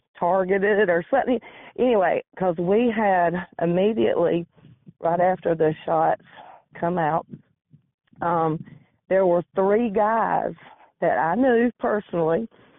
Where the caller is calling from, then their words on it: Georgia, United States; Georgia in the United States.